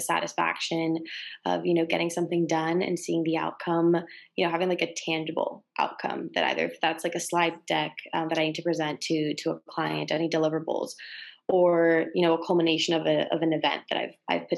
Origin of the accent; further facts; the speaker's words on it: Madrid, Community of Madrid, Spain; also born or lived in Westwood, Los Angeles; now in Los Angeles, United States; I'm originally from Madrid, Spain